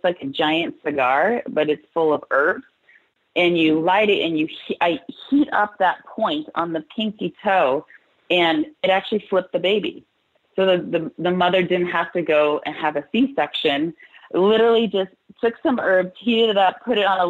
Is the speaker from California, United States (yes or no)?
yes; California, United States; I'm from California